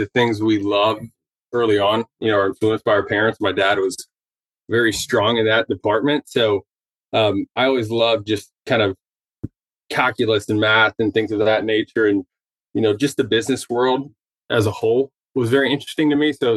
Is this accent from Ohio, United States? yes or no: yes; Dayton, Ohio, United States; I grew up in the Midwest, originally from Ohio, kind of southern Ohio, Dayton